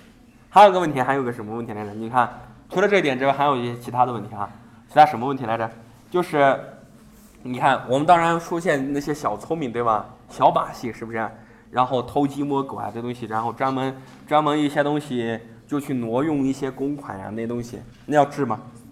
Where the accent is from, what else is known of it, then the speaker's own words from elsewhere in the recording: China; 我们中国人很聪明啊